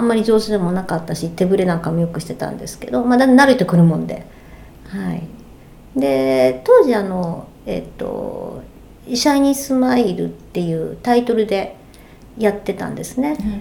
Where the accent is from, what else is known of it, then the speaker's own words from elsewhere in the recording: Osaka, Japan; moved away as an adult; now in Yokohama, Japan; 大阪生まれ大阪育ち、えー、横浜今在住なんですけれど、えー、こちらに来て15年になります